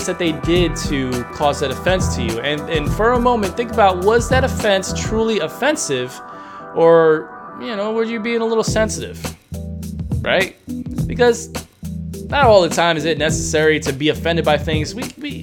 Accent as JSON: {"language": "English", "region": "New York", "country": "United States", "said": "I'm a New Yorker"}